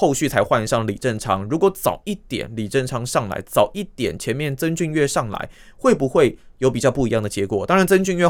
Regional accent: Taiwan; 大家都觉得，身为台湾人，那跟这一次这个中华队一起。

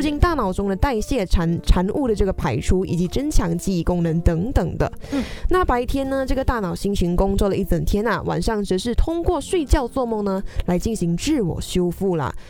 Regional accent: Malaysia; now in Taiwan; 跟我们马来西亚人也是会在，诶，台湾很常会想要吃的食物

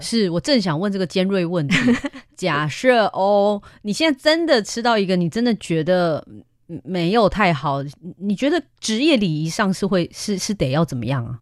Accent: Klang, Selangor, Malaysia; now in Taiwan; 我们巴生人啊，真的超坚持的

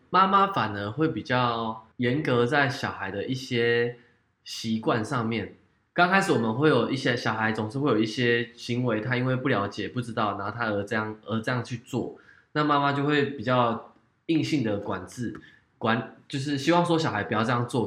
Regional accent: Taiwan; 日本的体，体型跟我们台湾人的体型

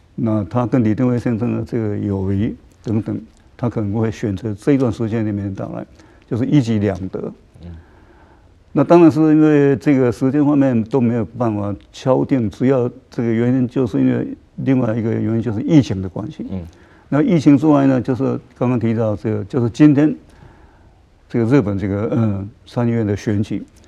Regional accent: Taiwan; 我们台湾人

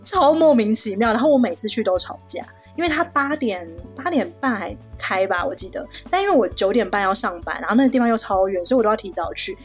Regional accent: Taiwan; now in Shanghai, China; 像我们台湾人就很客气

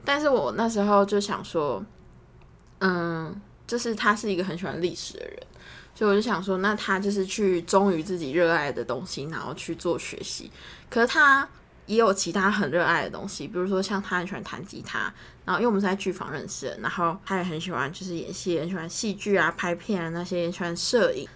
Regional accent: Taiwan; first language Chinese

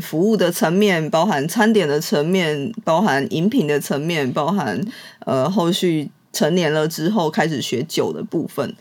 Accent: Changhua, Changhua County, Taiwan; also born or lived in Taichung / Singapore; 我从小到大都在彰化长大，一直读书到大学的时候才到台中读书

